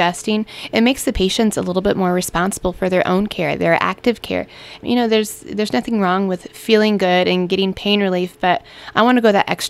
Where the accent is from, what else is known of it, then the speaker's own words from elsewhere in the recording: Central Illinois, United States; moved away as an adult; now in Wentzville, United States; I was born and raised in Central Illinois